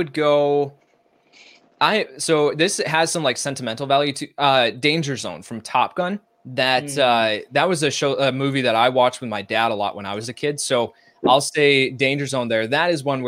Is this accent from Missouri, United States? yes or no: no; outside Chicago, Illinois, United States; growing up outside Chicago